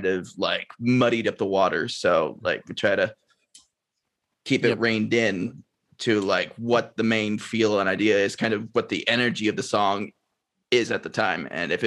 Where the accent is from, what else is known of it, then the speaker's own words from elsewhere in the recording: Texas, United States; also born or lived in New Jersey; now in Connecticut, United States; originally I'm from Texas.